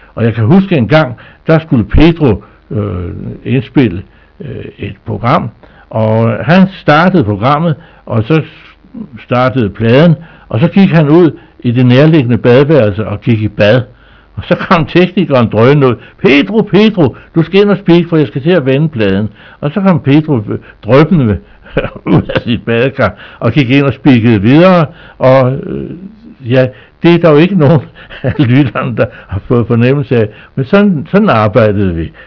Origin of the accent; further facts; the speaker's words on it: Skagen, North Denmark Region, Denmark; min barndom op på Skagen